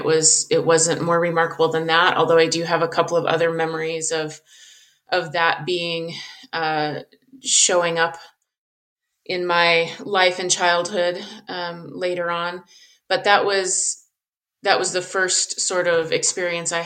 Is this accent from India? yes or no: no; Southern Colorado, United States; I grew up in Southern Colorado. I live in Colorado now